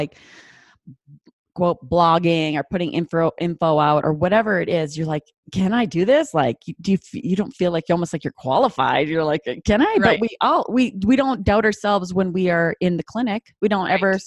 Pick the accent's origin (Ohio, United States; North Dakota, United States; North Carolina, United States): North Dakota, United States; accent: North Dakota; My North Dakota accent comes out